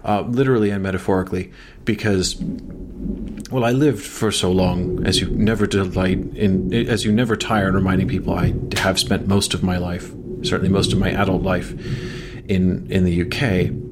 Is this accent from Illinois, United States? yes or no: yes; Chicago, Illinois, United States; I'm from Chicago.